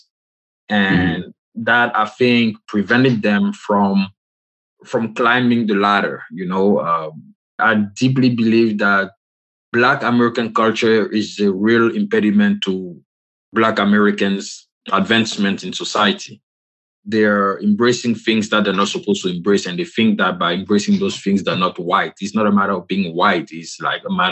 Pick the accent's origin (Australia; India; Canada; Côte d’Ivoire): Côte d’Ivoire; moved away; I'm from the Republic of Cote d'Ivoire